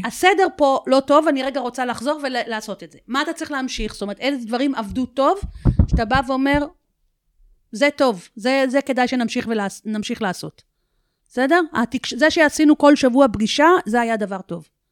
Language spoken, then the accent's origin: Hebrew; Israel; אנחנו ישראלים